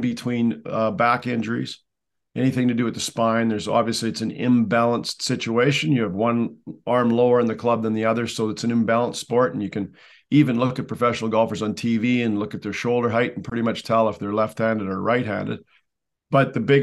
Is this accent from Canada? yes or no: yes; Canada